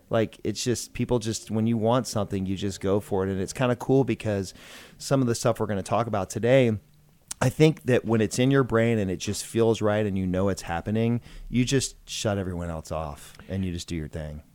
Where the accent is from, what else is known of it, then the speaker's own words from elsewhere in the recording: Georgia, United States; also born or lived in Macon, Georgia / Atlanta, Georgia; I grew up in a small town in Georgia. Macon, Georgia is where I was born